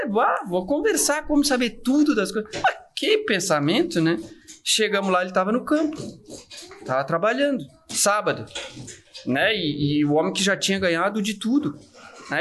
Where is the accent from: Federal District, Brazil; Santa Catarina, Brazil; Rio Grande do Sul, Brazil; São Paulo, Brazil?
Santa Catarina, Brazil; eu sou de Santa Catarina, eu sou de uma cidade pequenininha